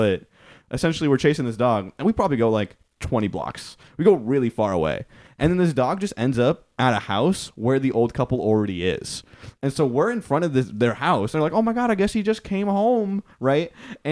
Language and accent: English; Tacoma, Washington, United States; Tacoma, man.